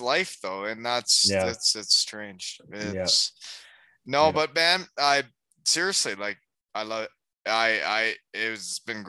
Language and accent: English; Elmira, Ontario, Canada; also born or lived in Georgetown, Canada; Like, I grew up in Elmira, and it's an hour and a half from there.